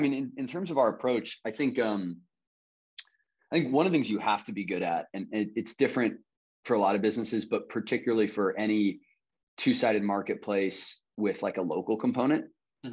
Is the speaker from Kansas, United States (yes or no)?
yes; Kansas City, Kansas, United States; now in Charlotte, United States; I grew up on the Kansas side